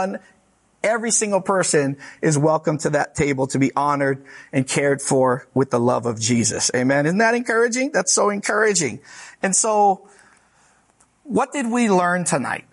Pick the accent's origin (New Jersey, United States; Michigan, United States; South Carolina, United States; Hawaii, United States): Hawaii, United States; moved away; I'm from Hawaii.